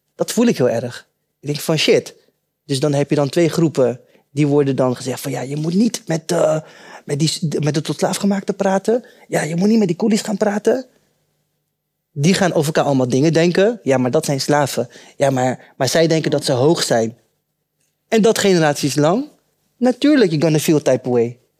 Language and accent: Dutch; Rotterdam, South Holland, Netherlands; also born or lived in Suriname; Ik was eh, drie maandjes oud toen ik naar Nederland kwam en ik ben eh, eh, opgegroeid in Rotterdam-West.